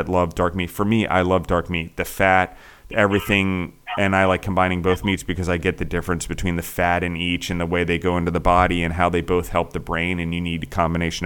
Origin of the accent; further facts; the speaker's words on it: East Coast, United States; moved away; I grew up on the East Coast, so we had ocean fish in Chesapeake Bay